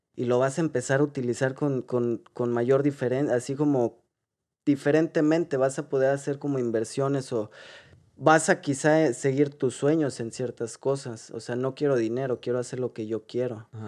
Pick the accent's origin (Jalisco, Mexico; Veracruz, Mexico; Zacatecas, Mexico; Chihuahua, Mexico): Jalisco, Mexico; Guadalajara; moved away as an adult; also born or lived in Mexico City; now in Ireland; venimos, nacimos en Guadalajara. Eh, ahí crecimos